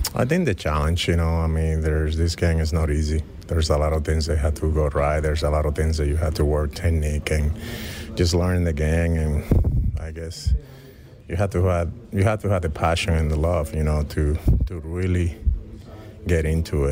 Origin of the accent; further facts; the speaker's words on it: Dominican Republic; moved away; growing up in the Dominican Republic, being born and raised in there